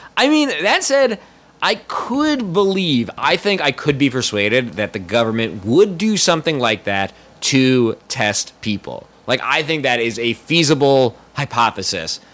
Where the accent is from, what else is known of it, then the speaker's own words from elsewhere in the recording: United States; growing up in America